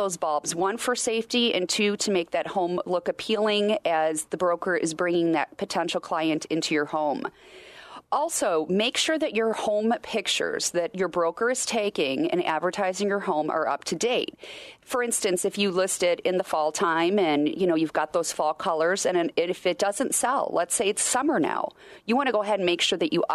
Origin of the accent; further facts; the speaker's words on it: Wisconsin, United States; I grew up in Wisconsin